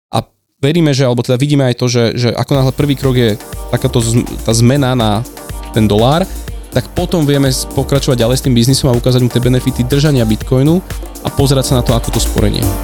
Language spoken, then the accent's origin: Slovak; Slovakia; also born or lived in Roatán